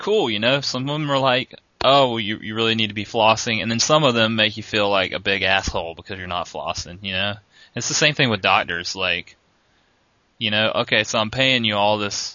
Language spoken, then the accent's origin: English; North Augusta, South Carolina, United States; moved away; I grew up in North Augusta, South Carolina, which is near Augusta, Georgia